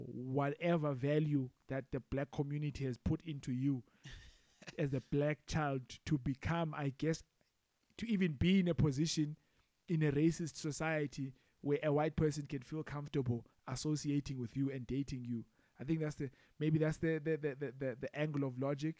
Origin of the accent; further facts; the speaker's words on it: rural Mpondoland, Eastern Cape, South Africa; now in Durban, South Africa; growing up in Makaya, in the rural areas, with in a very proudly Mpondo family